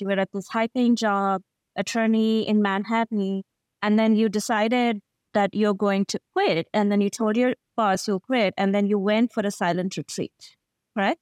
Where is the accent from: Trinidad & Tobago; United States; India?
India; as an Indian